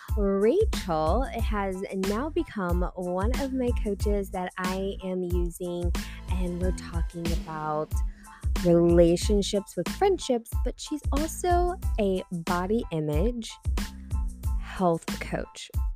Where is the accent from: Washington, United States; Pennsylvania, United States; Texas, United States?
Texas, United States; I'm from Texas